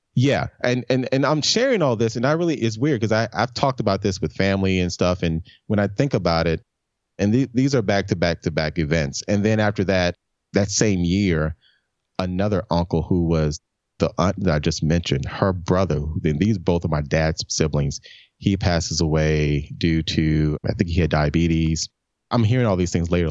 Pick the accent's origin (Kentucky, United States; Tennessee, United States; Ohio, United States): Tennessee, United States; Memphis; moved away as an adult; also born or lived in New York; born and raised in Memphis, man, back in nineteen seventy-one.